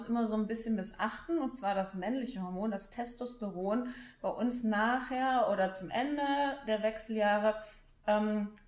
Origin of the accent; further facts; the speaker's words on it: Cologne, North Rhine-Westphalia, Germany; weil ich bin ja Kölnerin.